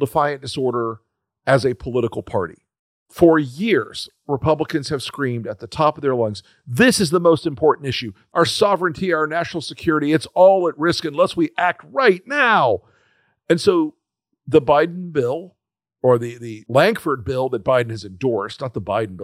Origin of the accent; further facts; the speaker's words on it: Florida, United States; I'm from Florida